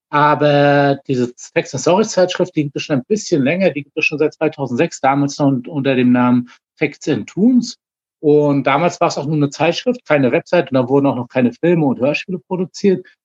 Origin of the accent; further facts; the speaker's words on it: Rostock, Mecklenburg-Vorpommern, Germany; ich komme aus Rostock, bin schon mit 14 das erste Mal an einer Psychose damals erkrankt.